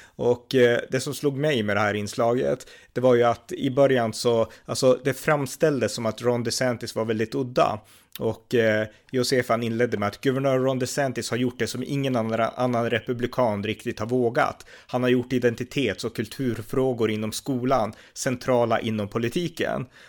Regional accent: Sweden; also born or lived in India; jag är liksom född i Indien, när jag växte upp på 80-talet i Sverige och 90-talet

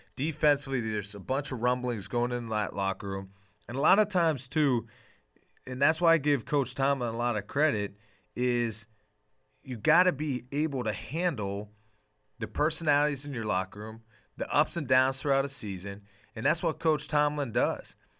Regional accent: Pittsburgh, Pennsylvania, United States; I grew up in Pittsburgh

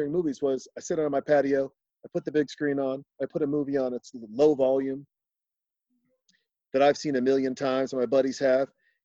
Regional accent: Montana, United States; I was born in Montana.

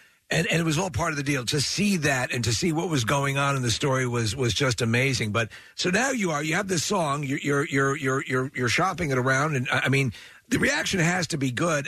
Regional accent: Long Island, New York, United States; moved away; I grew up on Long Island.

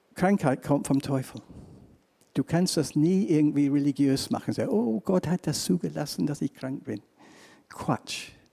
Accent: England, United Kingdom; accent: English; German is a second language; now in Germany; ich komme aus England. Zweitens, ich habe einen ganz komischen deutschen Akzent

